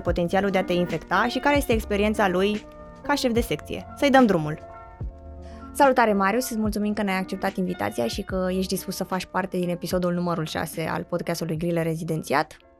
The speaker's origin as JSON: {"language": "Romanian", "town": "Craiova", "region": "Dolj", "country": "Romania", "said": "vorbesc cu perfectul simplu, pentru că sunt din Craiova"}